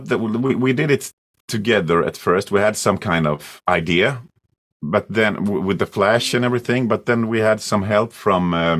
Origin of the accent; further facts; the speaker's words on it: Sweden; English is a second language; also born or lived in Croatia; I came to Sweden when I was 2 years old, and I learned to speak Swedish when I was about seven or eight years old.